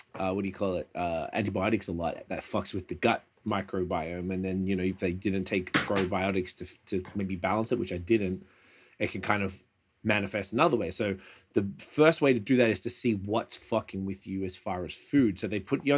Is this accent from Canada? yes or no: yes; Canada; I'm Canadian.